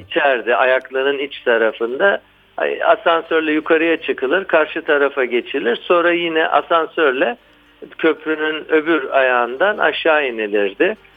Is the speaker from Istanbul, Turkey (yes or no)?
yes; Istanbul, Turkey; ben 30 Ağustos Zafer Bayramı'nda 1963 yılında dünyaya geldim hmm, İstanbul'da